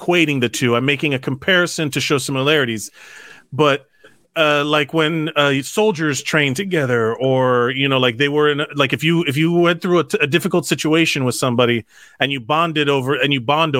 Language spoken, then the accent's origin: English; Miami, Florida, United States; moved away; I'm from Miami